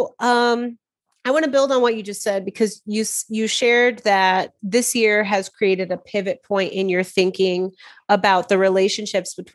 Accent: Midwest, United States; As a Midwesterner

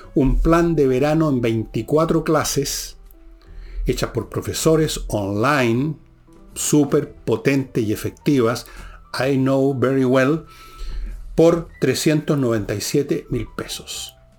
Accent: Chile

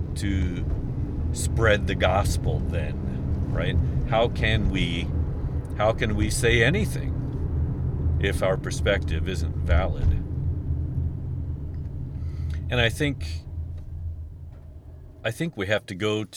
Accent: United States; It's kind of part of being American

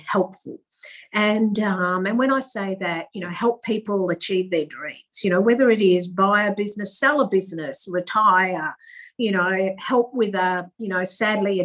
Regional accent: Manjimup, Western Australia, Australia; also born or lived in Busselton, Western Australia; I was born in Busselton, which is country WA, and I went to school in Manjimup, which is also country WA.

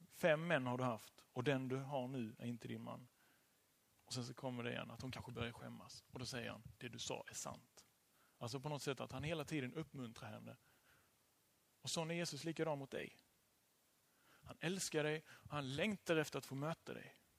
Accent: Kristianstad, Skåne, Sweden; now in Kungälv, Sweden; jag ehm, kom från Kristianstad och bor nu i Kungälv.

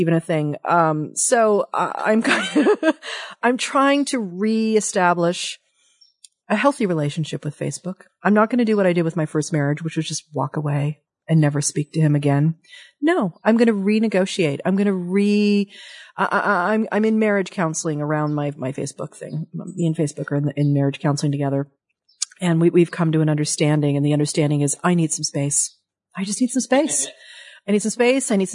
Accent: Dayton, Ohio, United States; moved away; I'm a Midwesterner at heart. I'm a Dayton, Ohio born girl. I've got Dayton in me somewhere

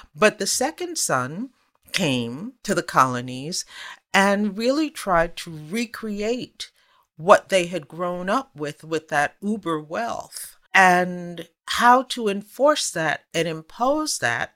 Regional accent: United States; accent: American

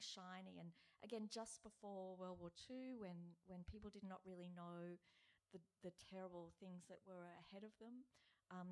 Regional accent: Brisbane, Queensland, Australia; moved away; I lived there then, I'm from Brisbane

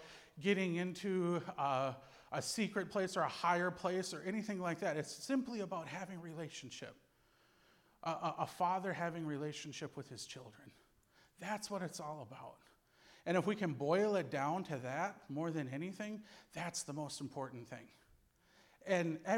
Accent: Cass Lake, Minnesota, United States; So I was born and raised on the Leech Lake Indian Reservation in north central Minnesota.

